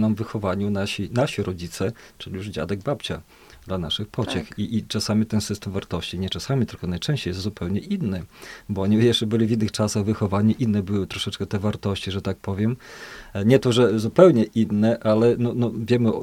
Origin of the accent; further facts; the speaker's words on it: Podlaskie Voivodeship, Poland; tu u nas na Podlasiu